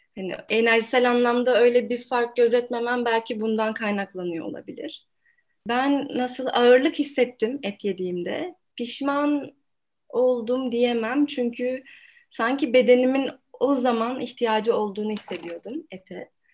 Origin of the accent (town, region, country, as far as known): İzmir, Turkey; moved away as an adult; now in Ankara, Turkey